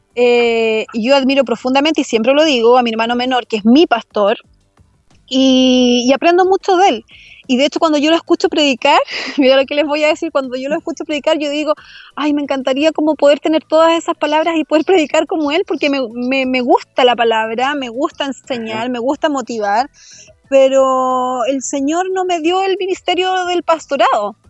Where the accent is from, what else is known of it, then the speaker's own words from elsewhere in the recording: El Bosque, Santiago Metropolitan Region, Chile; la comuna donde, donde yo crecí, donde yo nací, que es la comuna del bosque